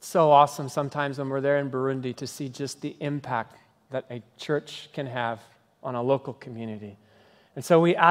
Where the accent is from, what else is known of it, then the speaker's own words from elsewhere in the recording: Kenya; moved away; the language that I grew up speaking in Kenya, which is Swahili